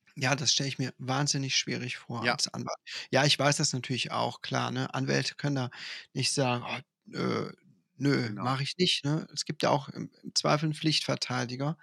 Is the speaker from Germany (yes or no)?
yes; Ruppichteroth, North Rhine-Westphalia, Germany; bei uns in Ruppichteroth gibt es das traditionelle, sehr, sehr, sehr lustige Winterfest